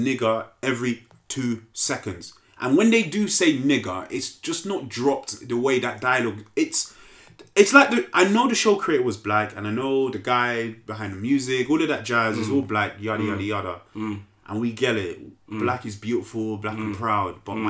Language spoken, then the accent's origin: English; Hackney, London, United Kingdom; we grew up in Hackney in the 90s.